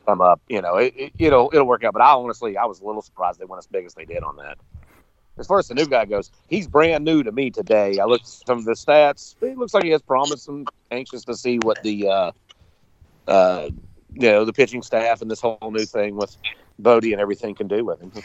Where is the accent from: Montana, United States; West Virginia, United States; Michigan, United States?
West Virginia, United States; Growing up in West Virginia